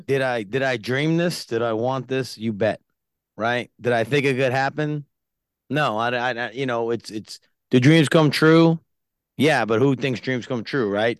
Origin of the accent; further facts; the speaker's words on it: Yonkers, New York, United States; born and raised in Yonkers, New York.